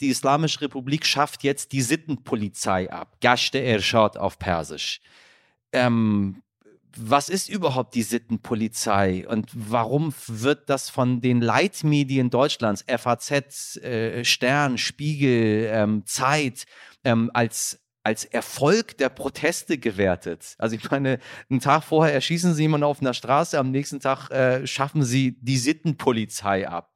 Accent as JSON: {"language": "German", "country": "Iran", "said": "in meinem Heimatland, im Iran"}